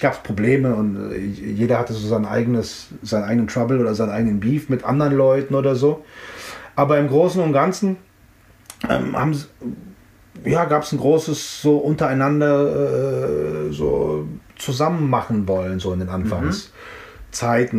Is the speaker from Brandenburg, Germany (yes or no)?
no; Frankfurt, Hesse, Germany; also born or lived in Offenbach; ich bin in Offenbach geboren und zehn Minuten später bin ich in Frankfurt gewesen